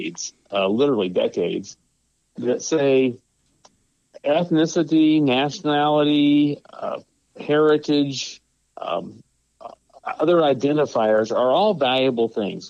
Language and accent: English; Georgia, United States; I happen to be from Georgia, and I love Georgia, and I'm a Georgia fan, okay? And I grew up in Georgia.